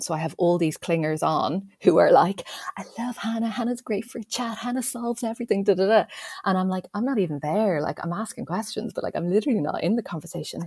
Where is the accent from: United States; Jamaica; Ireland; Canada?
Ireland; me being Irish